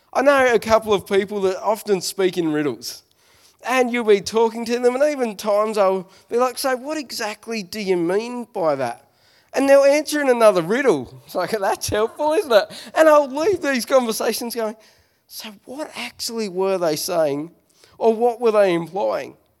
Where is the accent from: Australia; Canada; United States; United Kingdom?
Australia; Smithton, Tasmania; I'm from Smithton